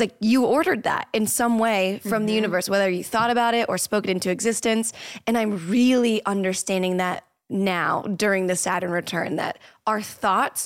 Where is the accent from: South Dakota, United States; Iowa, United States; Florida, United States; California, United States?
Florida, United States; now in Los Angeles, United States; I'm from Florida and I need it to be sunny all the time. That's why I live in Los Angeles now